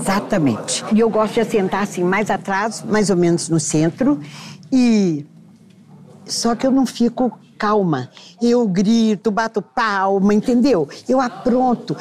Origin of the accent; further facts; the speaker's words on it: Patos de Minas, Minas Gerais, Brazil; eu dancei na minha juventude essas músicas em Patos de Minas